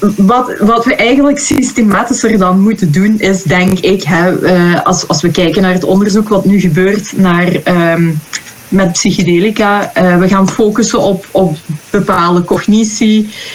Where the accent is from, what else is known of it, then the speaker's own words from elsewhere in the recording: Belgium; moved away; also born or lived in Netherlands; ik ben van België, hè, maar ik werk in Nederland.